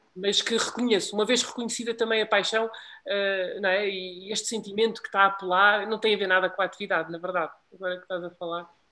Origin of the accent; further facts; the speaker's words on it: Portugal; eu como português